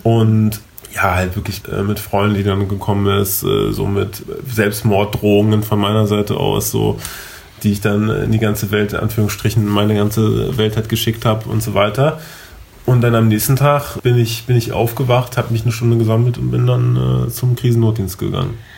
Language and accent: German; Berlin, Germany; ich bin gebürtiger Berliner, ähm, bin auf, hier aufgewachsen, äh, geboren und aufgewachsen.